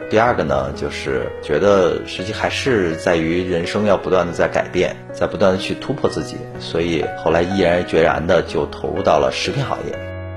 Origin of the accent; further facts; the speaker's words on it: Beijing, China; moved away as an adult; now in Changsha, China; 我是土生土长的北京人，一九七九年出生。同年呢，因为我生长在一个知识分子家庭，我的母亲呢是从事教育行业，我的父亲呢是在中国社科院工作